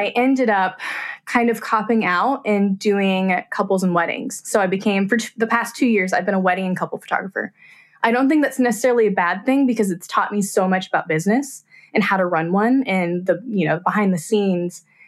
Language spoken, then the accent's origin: English; Abilene, Kansas, United States; I'm from Abilene, Kansas